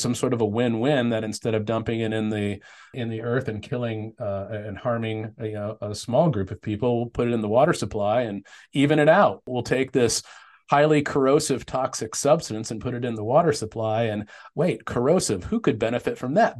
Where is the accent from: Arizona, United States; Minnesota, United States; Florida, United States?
Arizona, United States; Tempe; I grew up in Tempe